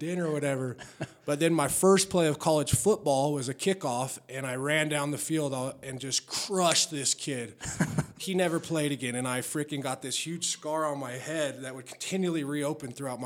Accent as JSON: {"language": "English", "town": "Denver", "region": "Colorado", "country": "United States", "tie": "born or raised there", "also_born_or_lived": "Wheat Ridge, Colorado / Lakewood, Colorado", "said": "I grew up in North Denver."}